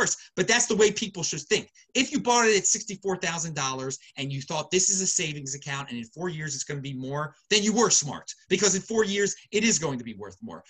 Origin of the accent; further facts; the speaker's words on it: Baltimore, Maryland, United States; accent: Baltimore; moved away; That's where I'm from, Baltimore originally. You can hear my lovely Baltimore accent